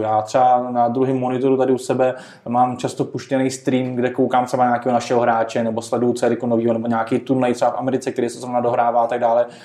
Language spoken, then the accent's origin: Czech; Czechia; My jsme jako Češi